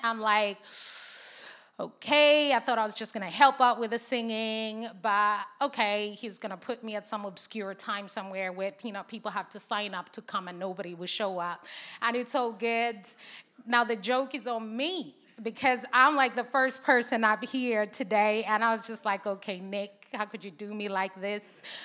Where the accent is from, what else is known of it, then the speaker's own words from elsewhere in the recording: Zambia; English is a second language; moved away as an adult; now in United Kingdom; I was born and raised in Zambia